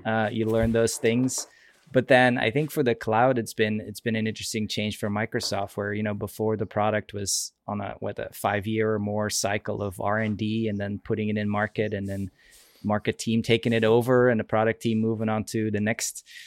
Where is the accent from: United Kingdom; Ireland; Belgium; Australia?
Belgium; moved away as an adult; also born or lived in Seattle area, United States; now in Seattle, United States; I'm from Belgium originally, but I actually live in, in the Seattle area.